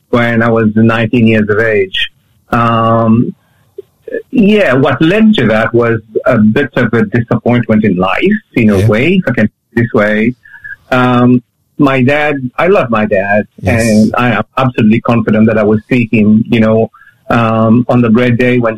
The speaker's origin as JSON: {"language": "English", "country": "Mauritius", "tie": "born or raised there", "said": "growing up in Mauritius is, yeah, you know, um, uh, the surf, the sea, fish, football, friends."}